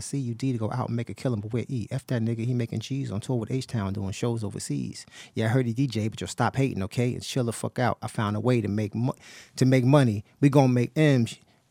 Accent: New York City, New York, United States; I was from Brownsville

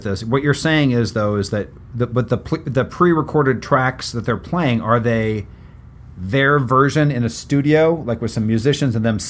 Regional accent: West Lafayette, Indiana, United States; moved away; I'm originally from West Lafayette, Indiana

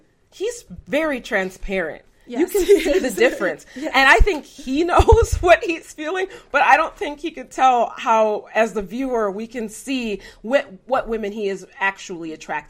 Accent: Minnesota, United States; I'm also from Minnesota.

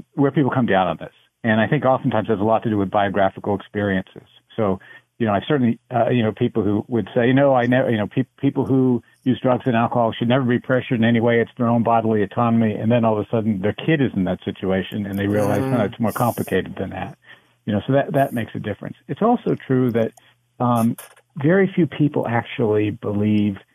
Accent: United States; I am American, but I've been spending time in Canada.

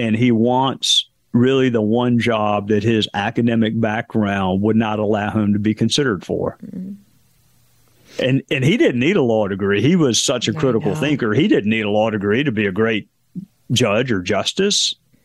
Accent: South Carolina, United States; my home state of South Carolina

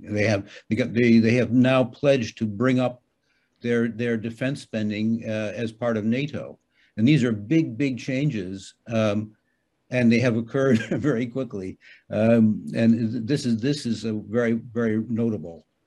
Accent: United States; now in Hamburg, Germany; I'm an American citizen

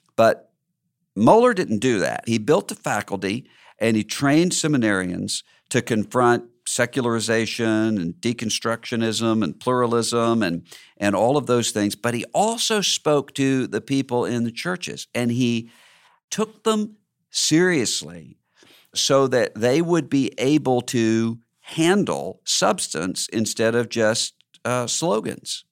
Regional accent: Mississippi, United States; my home state

